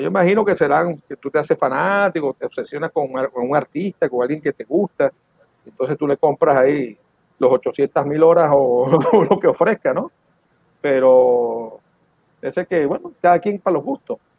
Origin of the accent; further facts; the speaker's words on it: Venezuela; moved away; cuando crecí en Venezuela en los 70 y los 80